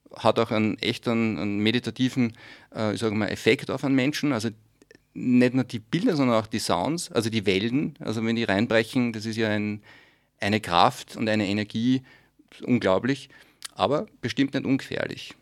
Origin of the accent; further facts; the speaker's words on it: Steyr, Upper Austria, Austria; In meiner Heimatstadt bin ich zweimal, in Steyr